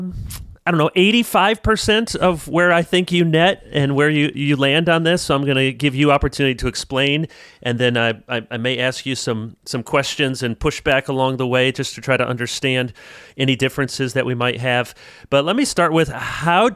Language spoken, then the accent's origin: English; South Holland, Illinois, United States; I was born in South Holland, Illinois